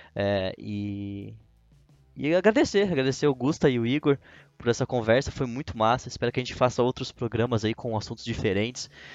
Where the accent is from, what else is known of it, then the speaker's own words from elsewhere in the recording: Brazil; como brasileiro